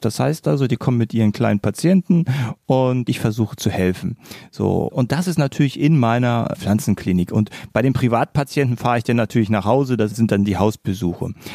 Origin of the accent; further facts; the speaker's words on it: Berlin, Germany; now in near Braunschweig, Germany; Eigentlich bin ich ja ein gebürtiger Berliner. Das heißt also, ich komme eigentlich von einer riesengroßen Stadt und bin aus der Stadt aufs Dorf gezogen.